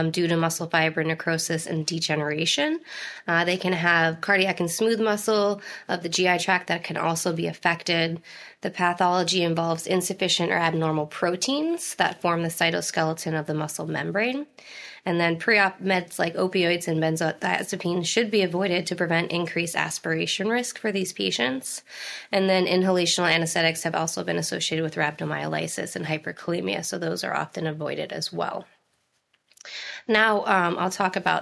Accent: Erie, Pennsylvania, United States; moved away as an adult; also born or lived in New Jersey; now in Baltimore, United States; originally from Erie, Pennsylvania

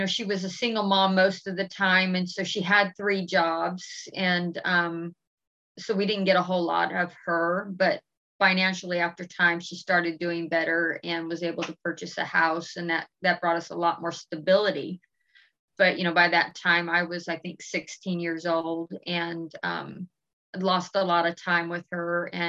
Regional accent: Washington, District of Columbia, United States; born there; I was born in Washington, D.C. in 1968 in the middle of the Civil War riots.

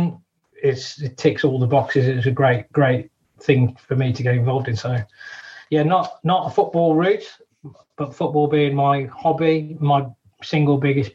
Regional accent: Wolverhampton, West Midlands, United Kingdom; we're actually born and brought up in Wolverhampton

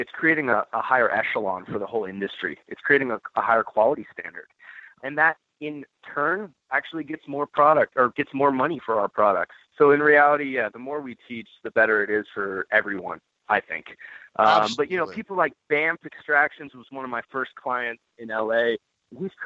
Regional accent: Northern California, United States; Growing up in Northern California

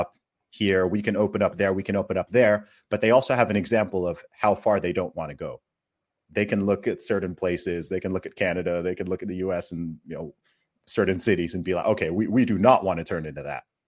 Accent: Saudi Arabia; now in UAE; I grew up in Saudi Arabia

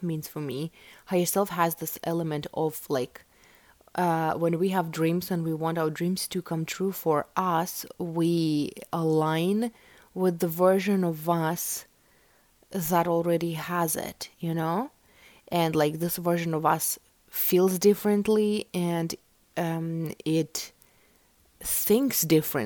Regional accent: Russia; English is a second language; I was born in Russia

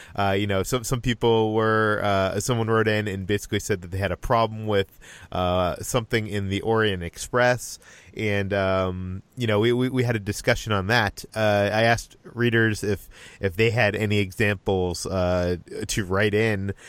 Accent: Boston, Massachusetts, United States; I'm from Boston, so I can tell a bad Boston accent

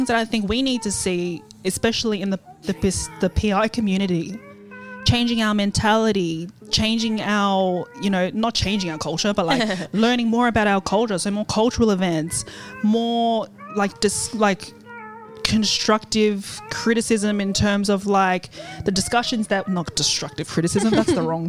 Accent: Maryland, United States; for instance, I grew up in Maryland.

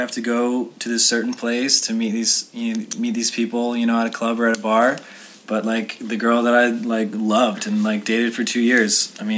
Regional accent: South Carolina, United States; moved away as an adult; now in Los Angeles, United States; I didn't grow up in a big city. I grew up in South Carolina

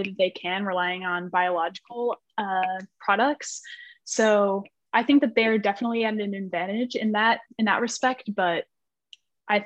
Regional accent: Chicago, Illinois, United States; I'm from the Chicagoland area

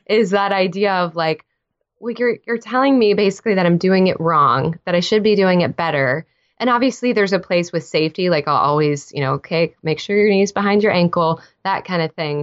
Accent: Texas, United States; moved away as an adult; now in Nashville, United States; I'm a Texan born and raised.

